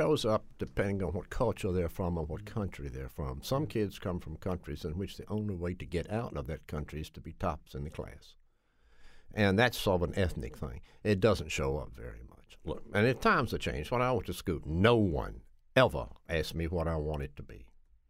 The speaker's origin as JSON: {"language": "English", "town": "Nashville", "region": "Tennessee", "country": "United States", "tie": "born or raised there", "moved": "yes", "lives_now": "Connecticut, United States"}